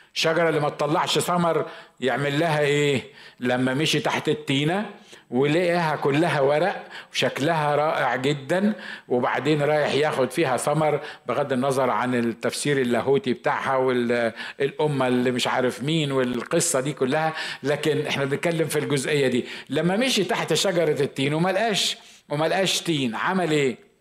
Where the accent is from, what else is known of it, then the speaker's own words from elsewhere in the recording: Egypt; عندنا في مصر